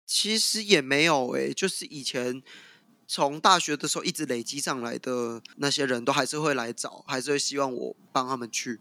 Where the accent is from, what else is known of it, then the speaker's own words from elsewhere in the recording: southern Taiwan, Taiwan; 我本身是南部人